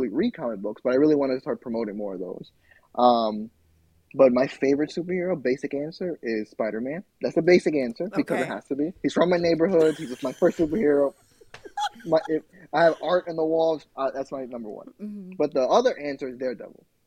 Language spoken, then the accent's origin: English; New York City, New York, United States; I am in Queens, which is my hometown.